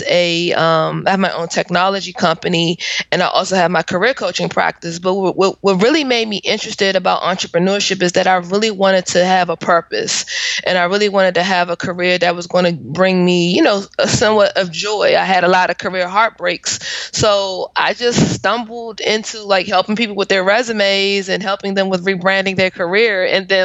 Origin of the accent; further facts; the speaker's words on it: Washington, District of Columbia, United States; I am from the Washington, D.C. area